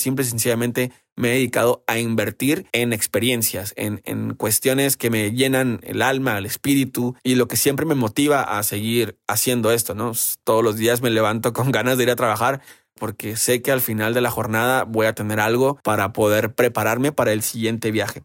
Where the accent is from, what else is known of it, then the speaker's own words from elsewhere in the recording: Baja California Sur, Mexico; yo soy de Baja California